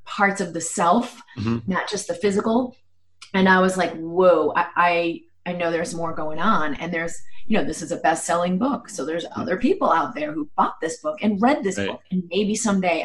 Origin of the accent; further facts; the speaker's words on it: Boston, Massachusetts, United States; I grew up in Boston and had, I guess, a pretty conventional upbringing